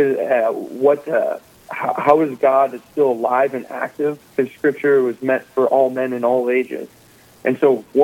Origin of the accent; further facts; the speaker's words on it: Dickinson, North Dakota, United States; moved away as an adult; also born or lived in Minnesota; I came from Dickinson, or I grew up in Dickinson, North Dakota